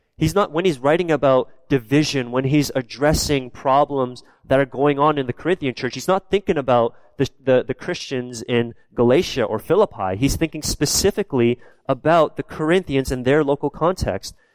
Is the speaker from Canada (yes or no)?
yes; Canada; I'm born and raised in Canada, but my background is South Korean